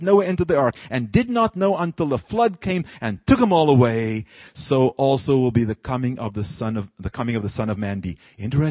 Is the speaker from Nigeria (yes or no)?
no; South Africa; moved away; my own country. I'm from South Africa